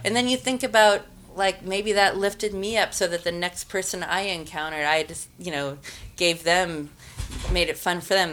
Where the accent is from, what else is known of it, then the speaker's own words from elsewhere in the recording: Missoula, Montana, United States; also born or lived in Albuquerque, New Mexico; I grew up in Missoula, Schaefer's Market on the north side